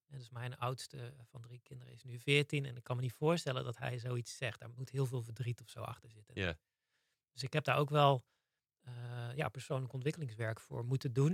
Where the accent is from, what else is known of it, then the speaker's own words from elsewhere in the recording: Zeeland, Netherlands; Ik ben opgegroeid in Zeeland.